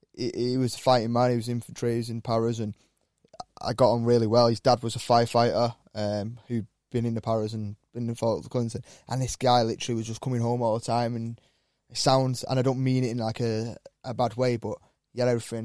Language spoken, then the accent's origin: English; Wiltshire, South West England, United Kingdom; now in Cheshire, United Kingdom; a lad growing up in Wiltshire